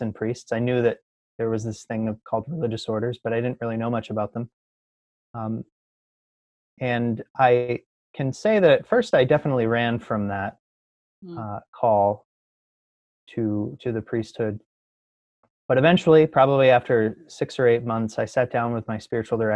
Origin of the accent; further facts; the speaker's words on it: Lewiston, Maine, United States; I grew up in Lewiston, Maine